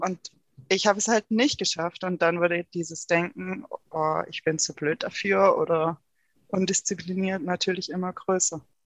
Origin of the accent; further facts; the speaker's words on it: Rottweil, Baden-Württemberg, Germany; also born or lived in Konstanz; komme aus der Nähe vom Bodensee